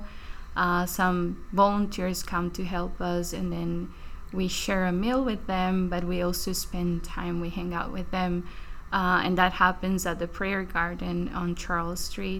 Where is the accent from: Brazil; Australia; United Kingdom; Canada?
Brazil; moved away as an adult; now in Baltimore, United States; I'm from Brazil